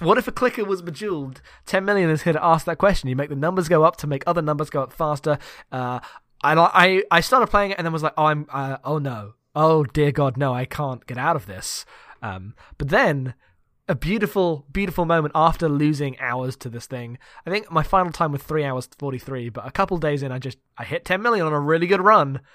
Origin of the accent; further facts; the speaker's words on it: United Kingdom; I'm British